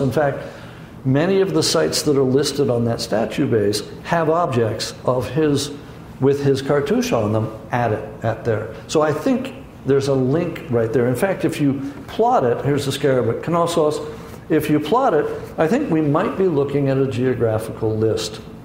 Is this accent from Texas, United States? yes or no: no; San Francisco, California, United States; I grew up in San Francisco, so I know earthquakes